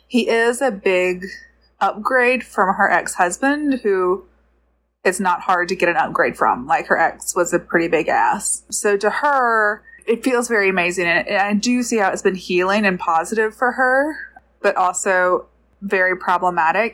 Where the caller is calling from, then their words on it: Georgia, United States; I'm calling from Georgia